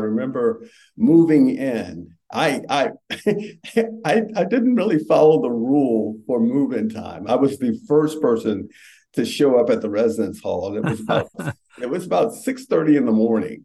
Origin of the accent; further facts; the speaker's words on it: Richmond, Virginia, United States; I grew up in Richmond